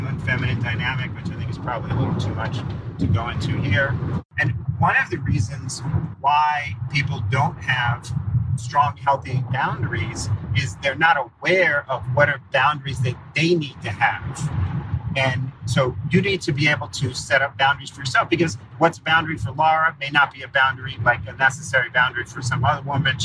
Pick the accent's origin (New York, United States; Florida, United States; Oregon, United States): New York, United States; I'm a New Yorker